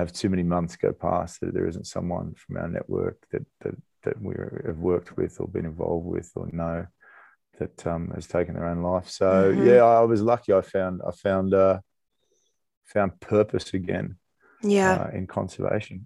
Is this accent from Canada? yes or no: no; Australia; moved away; I grew up in Australia